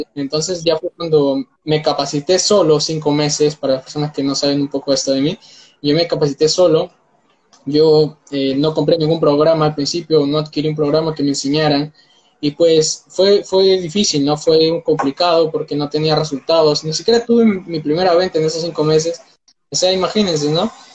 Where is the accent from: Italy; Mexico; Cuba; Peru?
Peru; tengo 19 años, soy de Perú